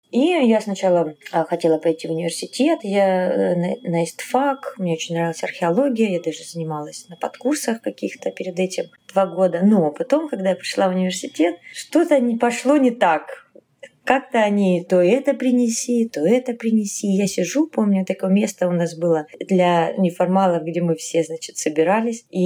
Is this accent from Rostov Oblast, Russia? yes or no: no; Bryansk, Bryansk Oblast, Russia; born there; also born or lived in Kharkiv, Ukraine; Нет, я родилась в Брянске. Мне просто папа военный, поэтому мы мотались.